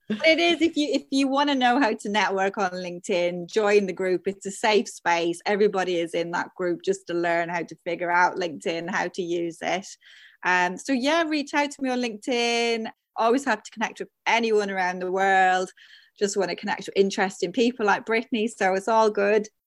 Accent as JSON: {"language": "English", "town": "Dublin", "region": "Leinster", "country": "Ireland", "moved": "yes", "lives_now": "Devon, United Kingdom", "said": "I'm from Dublin, but I live in Devon"}